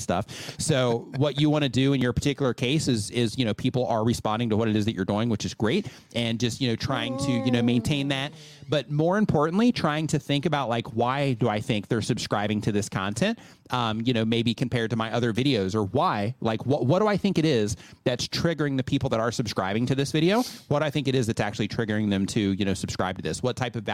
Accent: United States; moved away as an adult; now in Mexico; we grew up in the States, everything's built out of wood.

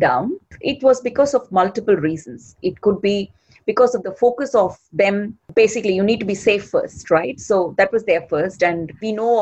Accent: Chennai, Tamil Nadu, India; I'm from India, born and brought up in a city named Chennai

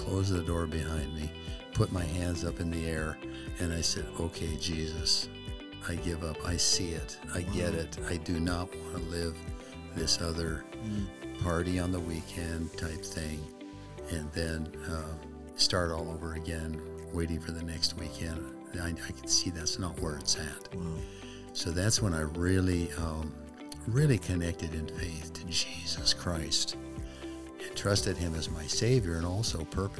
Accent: Spokane, Washington, United States; also born or lived in Texas; And so from second grade on, Spokane has been my home, my hometown.

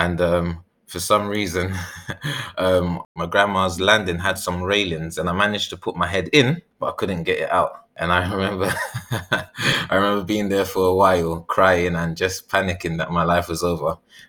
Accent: Ghana; I say, I'm Ghanaian, because that's what I really sort of resonate with. And that's where I first learned about the world.

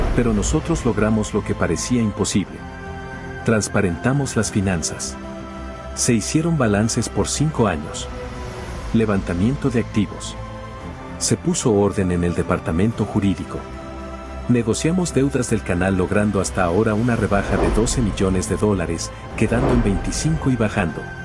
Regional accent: Ecuador; los ecuatorianos honestos del país

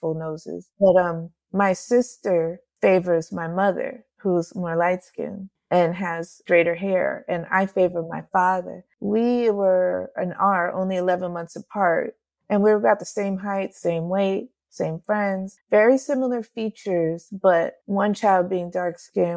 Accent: New Jersey, United States; I grew up in New Jersey

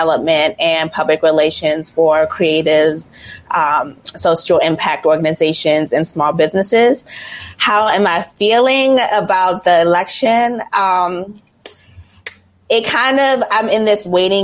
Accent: Washington, District of Columbia, United States; also born or lived in Richmond; now in Los Angeles, United States; I'm from LA, originally from DC

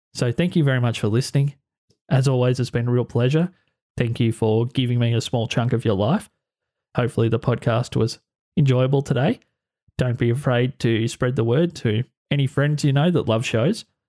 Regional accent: Australia; my home country of Australia

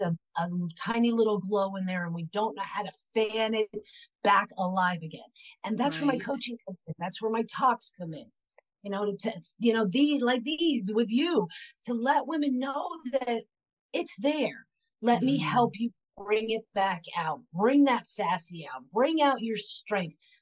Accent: Pennsylvania, United States; also born or lived in Florida; now in Knoxville, United States; I was born and raised in Pennsylvania, and I spent 30 years in Florida. And now I currently reside in Knoxville, Tennessee

